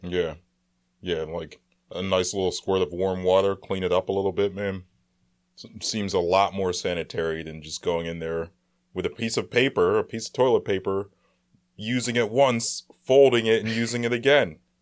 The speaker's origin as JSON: {"language": "English", "town": "Philadelphia", "region": "Pennsylvania", "country": "United States", "said": "We're from Philly"}